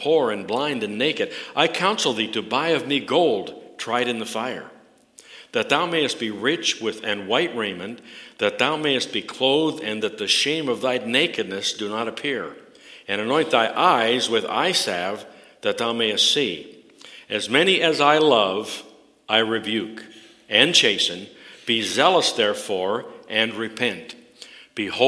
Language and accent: English; Canada; I'm a Canadian through and through